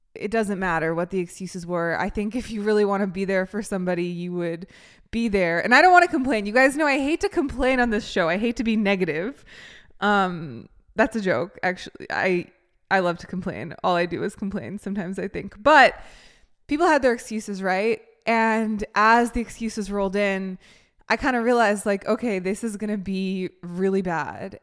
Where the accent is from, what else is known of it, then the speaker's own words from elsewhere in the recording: Canada; now in United States; I'm from Canada.